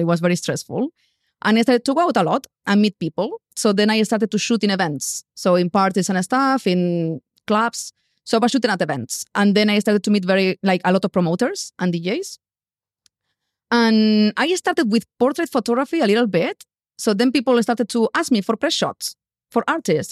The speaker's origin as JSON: {"language": "English", "country": "Spain", "also_born_or_lived": "London, United Kingdom / Bali, Indonesia", "second_language": "English", "moved": "as an adult", "said": "I left Spain. I didn't have money. I didn't know anyone in London"}